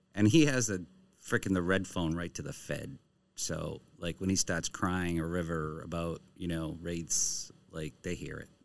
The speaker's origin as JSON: {"language": "English", "region": "Maine", "country": "United States", "said": "I'm from Maine"}